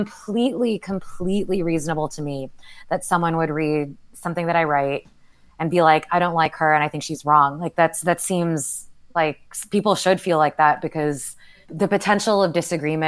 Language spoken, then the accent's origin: English; Houston, Texas, United States; moved away; growing up in Houston